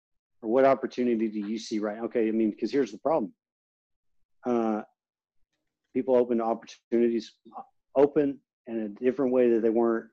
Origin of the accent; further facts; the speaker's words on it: Gulf Coast, United States; See, I'm from the Gulf Coast. We went through Hurricane Harvey.